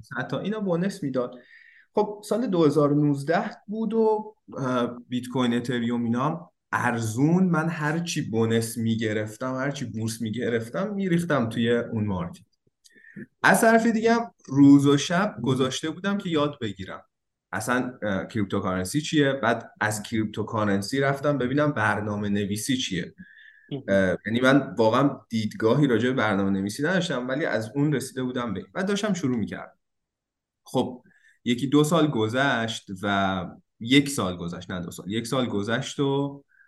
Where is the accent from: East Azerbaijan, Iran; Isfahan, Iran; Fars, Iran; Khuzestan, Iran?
Isfahan, Iran; moved away as an adult; also born or lived in Tehran, Iran; now in Turin, Italy; من 18 سالگی از اصفهان اومده بودم تهران